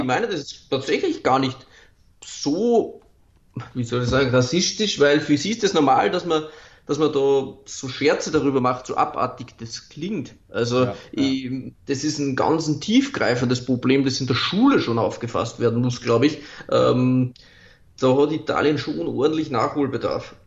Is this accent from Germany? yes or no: no; Austria; bei uns in Österreich